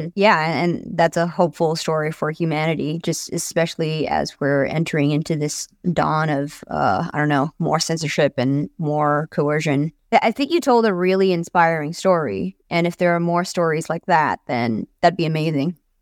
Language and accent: English; United States; as an American